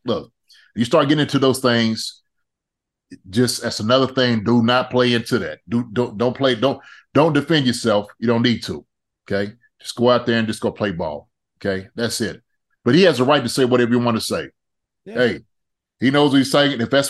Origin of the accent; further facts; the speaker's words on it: Philadelphia, Pennsylvania, United States; now in Kansas City, United States; Hey man, look, I came from Philly. It was I'm telling you, it was when I came out to Kansas City, man.